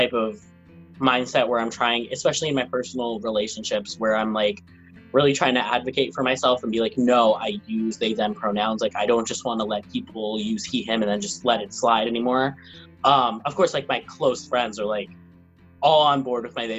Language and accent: English; New York City, New York, United States; also born or lived in Venezuela / Brooklyn / Manhattan; I moved to Middle Village, Queens when I was around three, I think, two or three. And then I just bounced around with Queens, Brooklyn